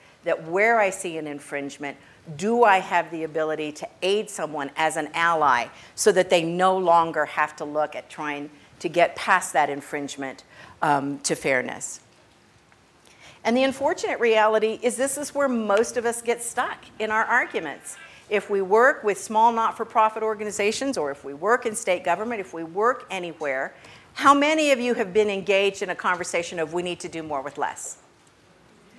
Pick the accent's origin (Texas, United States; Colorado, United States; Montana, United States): Texas, United States; El Paso; now in Austin, United States; I grew up in El Paso, Texas